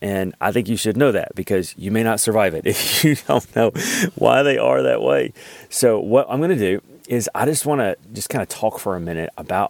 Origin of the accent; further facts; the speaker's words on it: Alabama, United States; now in Kentucky, United States; I live in Kentucky. Hopefully you can't really tell with my accent. I do work on it because I don't want you to deduct like 10 IQ points. It is so crazy when people find out, like I'm actually from Alabama